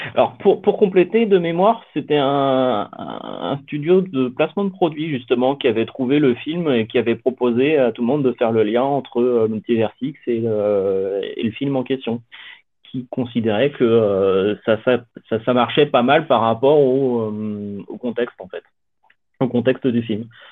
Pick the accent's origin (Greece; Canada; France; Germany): France; je suis français